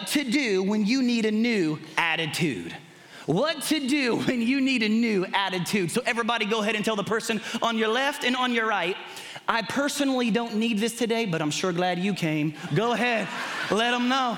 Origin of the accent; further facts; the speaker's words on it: Kentucky, United States; I'm from Kentucky